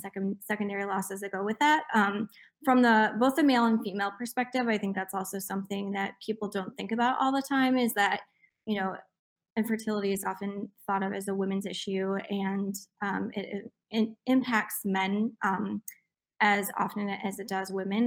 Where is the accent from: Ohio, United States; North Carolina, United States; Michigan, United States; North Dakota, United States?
Michigan, United States; Jackson; my hometown in Jackson, Michigan